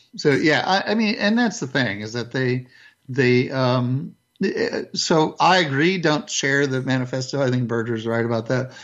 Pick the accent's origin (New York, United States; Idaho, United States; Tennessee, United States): Idaho, United States; southern; I grew up in Idaho in the 60s, southern Idaho in particular